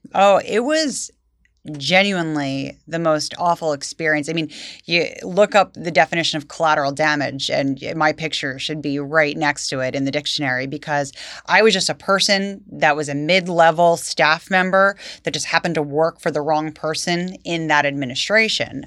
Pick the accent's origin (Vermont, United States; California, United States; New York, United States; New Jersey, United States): New Jersey, United States; Vineland; I grew up in Vineland, went to Vineland High School